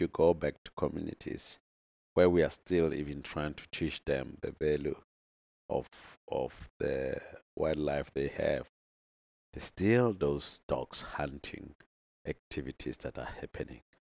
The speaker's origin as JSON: {"language": "English", "region": "North West", "country": "South Africa", "said": "I'm from the Northwest, uh, in South Africa here"}